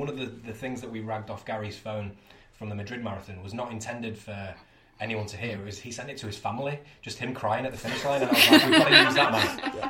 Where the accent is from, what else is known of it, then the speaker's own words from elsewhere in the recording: Yorkshire and the Humber, United Kingdom; And I'm from Yorkshire as well